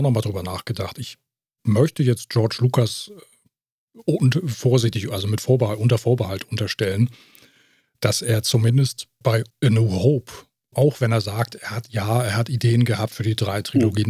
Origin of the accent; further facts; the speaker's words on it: Germany; bei uns äh, Deutschen, also bei uns in Deutschland